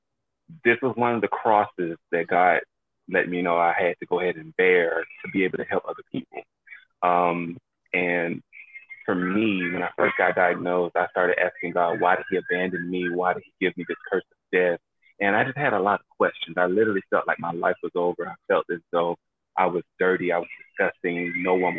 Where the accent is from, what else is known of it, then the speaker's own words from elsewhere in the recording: Daytona Beach, Florida, United States; now in New York City, United States; born and raised in Daytona Beach, Florida. I now reside in New York City